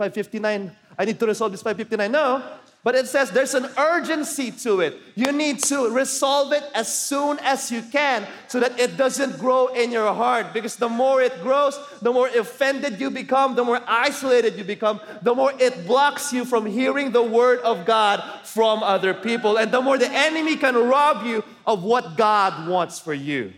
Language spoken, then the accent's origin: English; Philippines; I'm Filipino and I'm raised up in a culture where we are all passive aggressive